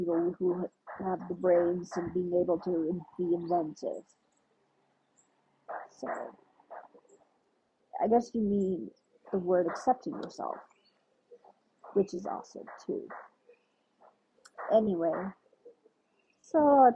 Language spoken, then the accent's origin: English; United States; I'm African American. Yes, I'm Ethiopian American, but I like to prefer saying African American sometimes.